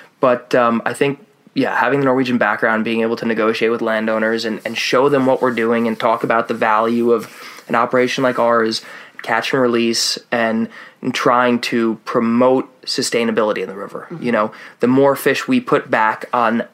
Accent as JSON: {"language": "English", "country": "United States", "said": "as an American"}